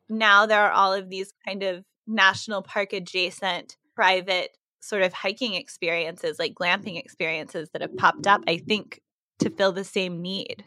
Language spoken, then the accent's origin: English; Texas, United States; moved away; when I was a kid growing up in Texas